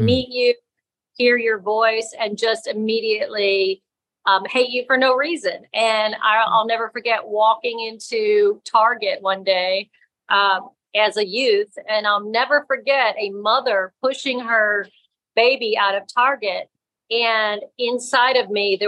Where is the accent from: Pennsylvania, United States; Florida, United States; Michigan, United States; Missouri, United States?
Florida, United States; also born or lived in New York; I grew up in Florida